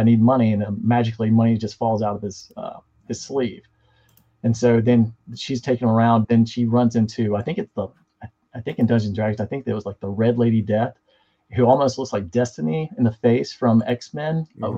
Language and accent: English; the South, United States; I'm from the South.